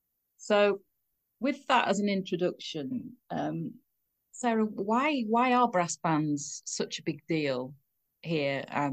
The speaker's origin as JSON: {"language": "English", "region": "Yorkshire and the Humber", "country": "United Kingdom", "said": "I'm from Yorkshire."}